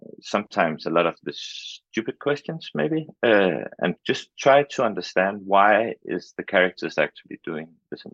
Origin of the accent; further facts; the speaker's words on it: Denmark; I'm from Denmark.